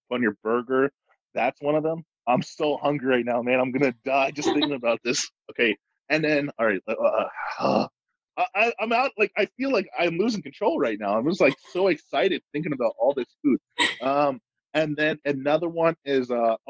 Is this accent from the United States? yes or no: no; Canada; we're from Canada